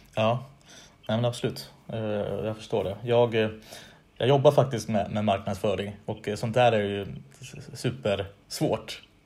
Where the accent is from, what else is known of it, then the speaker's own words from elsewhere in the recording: Västerås, Västmanland, Sweden; moved away; Jag är från Västerås från början